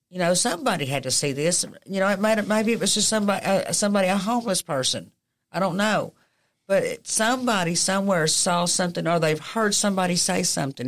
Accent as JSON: {"language": "English", "country": "United States", "tie": "born or raised there", "said": "I grew up on College Hill"}